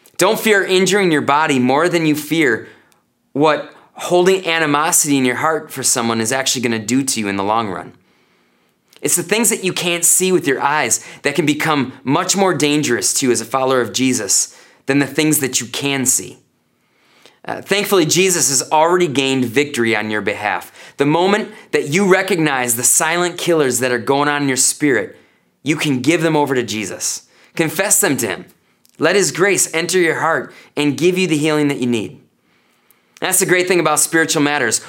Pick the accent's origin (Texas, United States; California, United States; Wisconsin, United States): Wisconsin, United States; North Woods of; now in Janesville, United States; growing up in the North Woods of Wisconsin